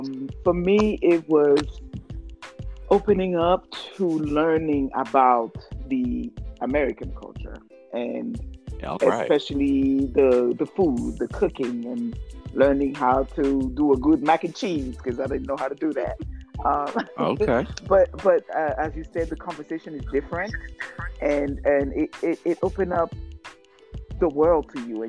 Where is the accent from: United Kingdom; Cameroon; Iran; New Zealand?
Cameroon; accent: French accent; first language French; English is a second language; moved away; also born or lived in Mississippi; I am from Cameroon. It is in West Africa. And my first language is French. So you hear an accent, that will be mine.